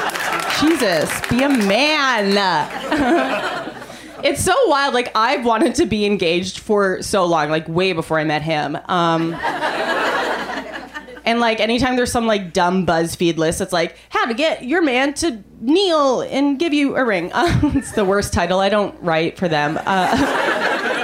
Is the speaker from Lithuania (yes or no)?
no; Canada; now in United States; I'm from Canada